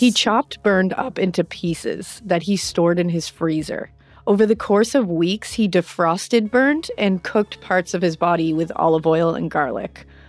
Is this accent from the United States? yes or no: yes; United States; I'm American